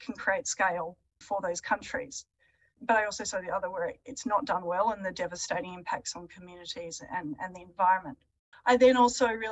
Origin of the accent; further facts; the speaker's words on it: Adelaide Hills, South Australia, Australia; I grew up in the Adelaide Hills